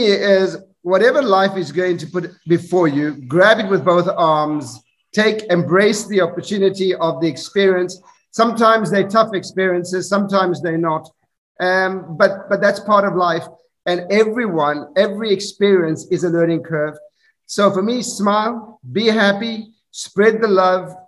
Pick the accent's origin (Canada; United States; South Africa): South Africa; moved away; I grew up in South Africa